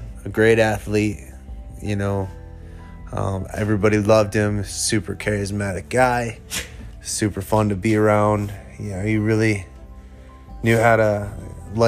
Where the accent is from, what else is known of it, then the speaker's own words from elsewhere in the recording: Manchester, Iowa, United States; growing up in Manchester, it wasn't the town it is now